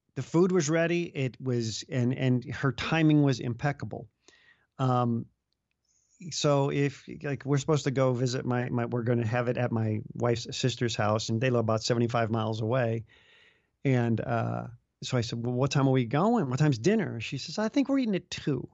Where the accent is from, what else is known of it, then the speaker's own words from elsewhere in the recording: Chicago, Illinois, United States; now in Iowa, United States; I grew up in the Chicago area